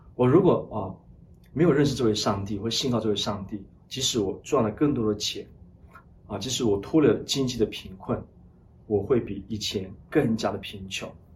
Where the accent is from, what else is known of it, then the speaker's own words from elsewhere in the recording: Lashio, Shan State, Myanmar; 我小时候出生在缅北，那旭，他是滇缅公路的终点站。我小的时候呢，父母离异，啊，因此呢，我母亲呢，一人独立抚养我们三姐弟长大